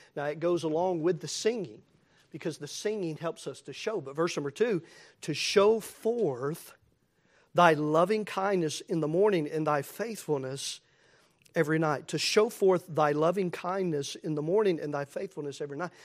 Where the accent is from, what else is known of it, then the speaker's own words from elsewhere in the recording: Tennessee, United States; As thankful as I am to be a Tennessean